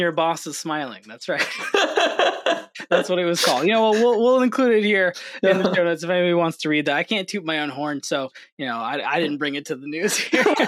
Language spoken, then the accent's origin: English; New York, United States; I grew up in New York